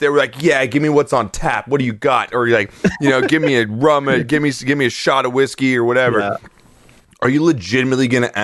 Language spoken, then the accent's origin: English; East Coast, United States; And also, I'm from the East Coast.